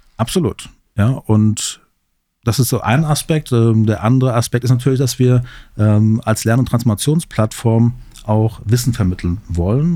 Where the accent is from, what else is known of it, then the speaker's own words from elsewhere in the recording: Central Hesse, Germany; Ich komme aus Mittelhessen, wohne in Gießen, arbeite hier in Marburg